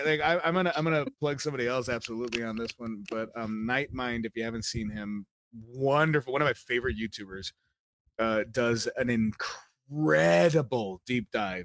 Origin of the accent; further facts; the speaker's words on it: United Kingdom; We just will it back on. I'm fucking British.